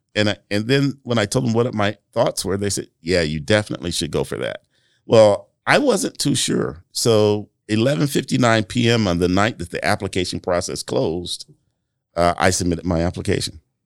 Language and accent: English; Flint, Michigan, United States; moved away as an adult; now in Marion, United States; growing up in Flint, Michigan